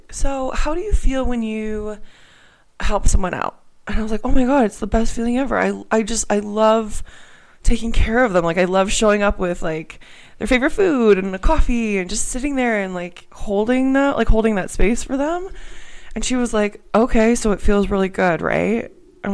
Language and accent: English; Canada; moved away as an adult; also born or lived in Pittsburgh, Pennsylvania, United States / Australia; I'm here in Canada. I'm from Canada, but I went to school in Pittsburgh, just outside of Pittsburgh.